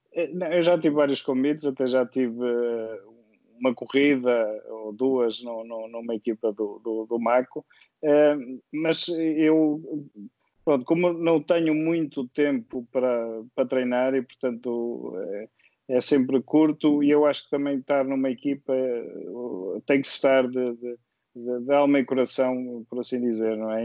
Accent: Viseu, Centro, Portugal; moved away as an adult; now in Porto, Portugal; eu sou de Viseu e, e vim para o Porto estudar

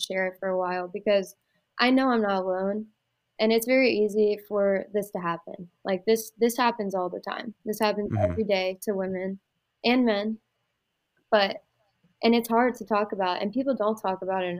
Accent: Pennsylvania, United States; moved away as an adult; also born or lived in Iowa; going to Iowa Western, getting out of Pennsylvania, that was my only ticket out of there. And I knew that if I went home, I would just turn into a waitress in my hometown

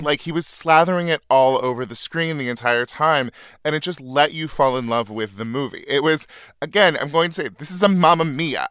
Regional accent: Northern California, United States; moved away; my hometown, a little farm town in Northern California

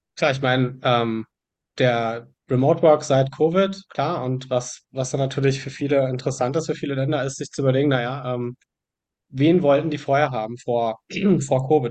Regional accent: Germany; ich, ich mag meine Heimat

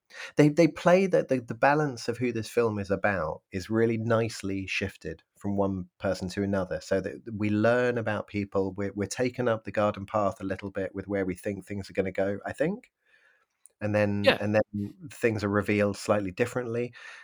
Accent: United Kingdom; I know that I'm British, but I'm just going to lump everyone in culturally together.

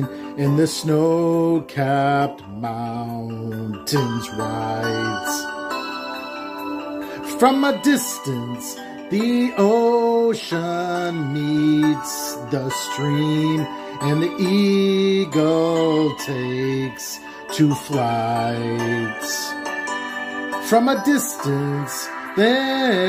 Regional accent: Little Rhody, Rhode Island, United States; also born or lived in Salem, Massachusetts; I'm from Little Rhodey.

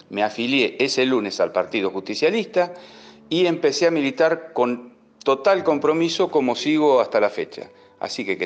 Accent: San Miguel, Buenos Aires Province, Argentina; tengo 58 años, soy de San Miguel, provincia de Buenos Aires.

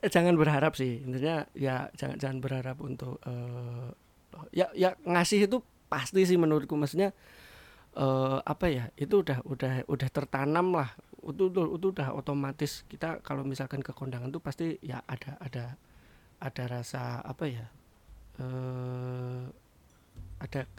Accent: Java, Indonesia; Saya saya orang Jawa.

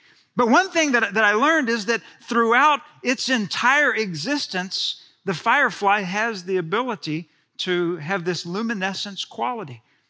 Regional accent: Friendswood, Texas, United States; I've told you that I was raised in Friendswood, Texas, suburb south of Houston.

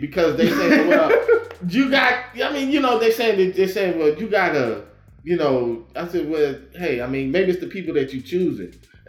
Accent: Fort Worth, Texas, United States; I'm from Funky Town. I'm from Rolling Hills. I'm …. That's where I used to stay. That's where I grew up.

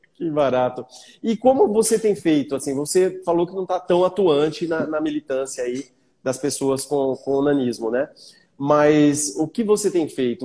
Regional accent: Bauru, São Paulo, Brazil; now in Granja Viana, Brazil; Eu sou nascido e criado em Bauru, mas eu moro na Granja Viana

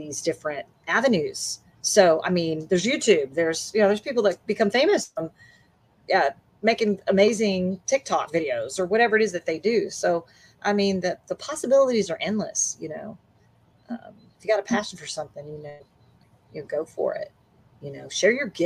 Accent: Eagle Pass, Texas, United States; also born or lived in Memphis, Tennessee; now in Dallas Fort Worth, United States; I remember growing up in Eagle Pass on the border of Mexico near San Antonio.

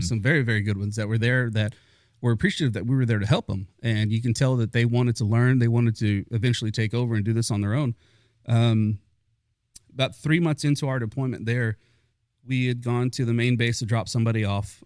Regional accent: Fort Worth, Texas, United States; I grew up in North Side of Fort Worth.

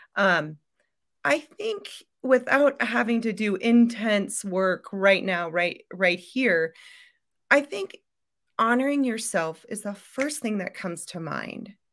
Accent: Iowa, United States; I'm from Iowa

